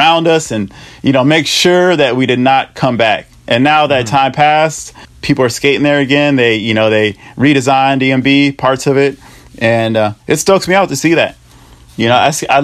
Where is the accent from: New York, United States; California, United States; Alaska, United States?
California, United States; San Francisco; also born or lived in Oakland; I was born in Oakland, raised in San Francisco